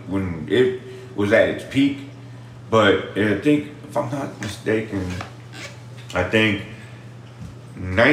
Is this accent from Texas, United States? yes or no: yes; Austin, Texas, United States; I grew up in the east side of Austin